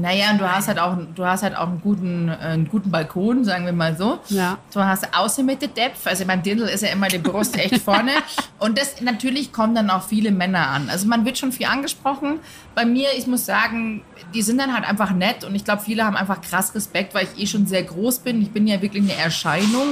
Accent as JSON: {"language": "German", "town": "Munich", "region": "Bavaria", "country": "Germany", "said": "ich bin aus München"}